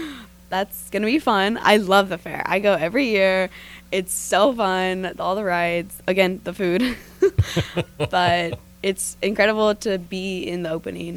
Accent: Henderson County, North Carolina, United States; born or raised there; also born or lived in New Jersey

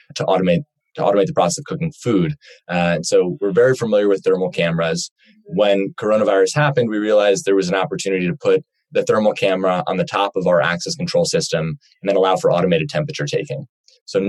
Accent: Cleveland, Ohio, United States; moved away as an adult; now in Los Angeles, United States; I'm from Cleveland, Ohio, originally. I moved out to Los Angeles for school

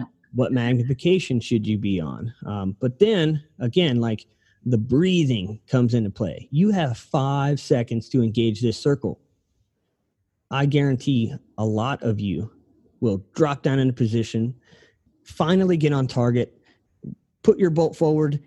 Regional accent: Ohio, United States; moved away; I'm from Ohio, so like our rooftops are pretty steep over there

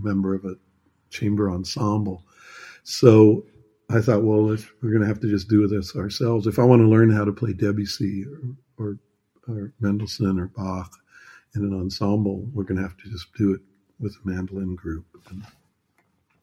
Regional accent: United States; now in Germany; being an American

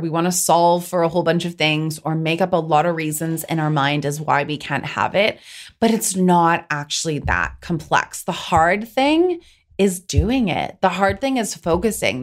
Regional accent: Pacific Northwest, United States; I'm from the Pacific Northwest

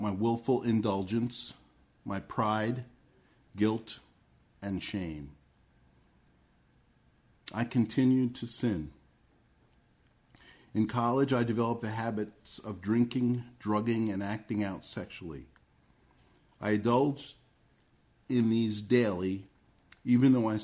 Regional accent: Red Bank, New Jersey, United States; I was born in Red Bank, New Jersey, near the middle of the last century

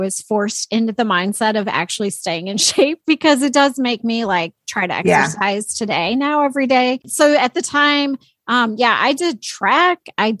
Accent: Illinois, United States; I grew up in a very small town in the country of Illinois.

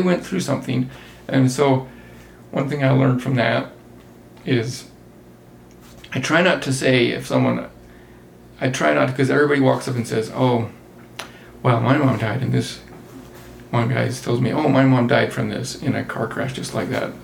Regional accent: Circleville, Utah, United States; also born or lived in St. George, Utah; now in Salt Lake City area, United States; I grew up in St. George from high school on and grew up in Circleville before that, which is very small town.

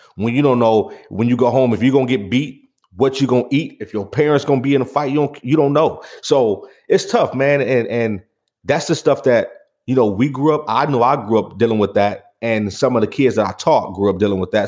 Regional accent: Pontiac, Michigan, United States; growing up on Saginaw in Pontiac, Michigan

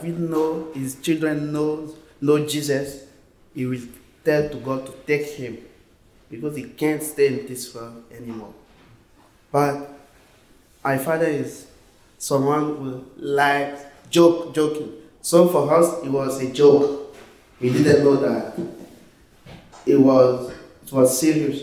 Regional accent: Côte d’Ivoire; English is a second language; I'm from Ivory Coast in West Africa, so we speak French

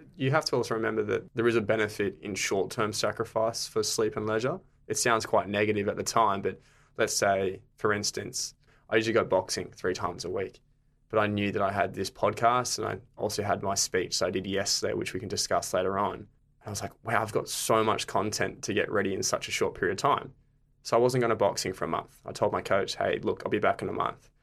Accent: Gold Coast, Queensland, Australia; moved away as an adult; now in Brisbane, Australia; I'm originally from the Gold Coast

